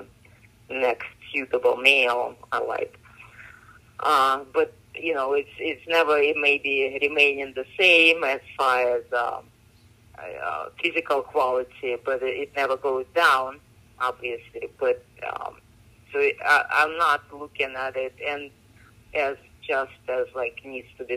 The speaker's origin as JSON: {"language": "English", "region": "Moscow", "country": "Russia", "tie": "born or raised there", "moved": "as an adult", "lives_now": "United States", "said": "I grew up in Russia, in Moscow"}